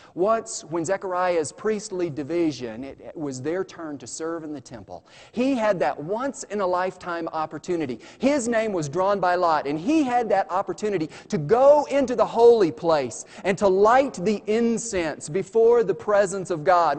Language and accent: English; United States; I'm an American